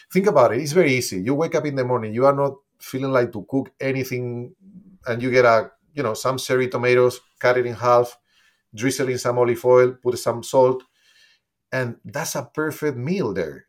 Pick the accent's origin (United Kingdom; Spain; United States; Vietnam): Spain; moved away; since I'm from Spain, I, my family was producing olive oil always. Basically, I grew up using olive oil